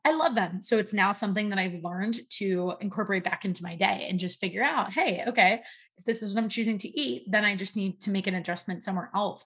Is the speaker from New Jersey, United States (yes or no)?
yes; New Jersey, United States; moved away as an adult; also born or lived in Virginia / Charlotte, North Carolina; I'm from New Jersey and now live in New Jersey.